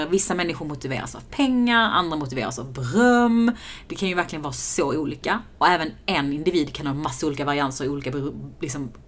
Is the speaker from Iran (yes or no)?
yes; Iran; Äh, min onion och så vill jag doppa det i naturell yoghurt för att jag är iranier.